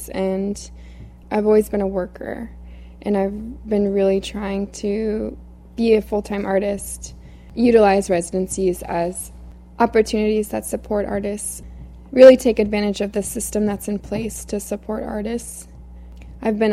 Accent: Cape Cod, Massachusetts, United States; moved away; I'm from Cape Cod, Massachusetts. I grew up on the Cape.

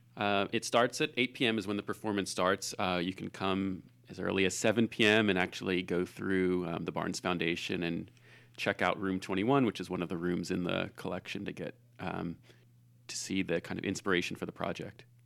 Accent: Philadelphia, Pennsylvania, United States; I grew up in Philadelphia

